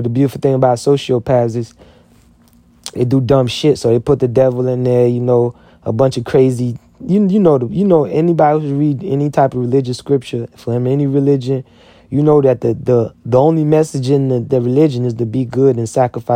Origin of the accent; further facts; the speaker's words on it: United States; I'm an American.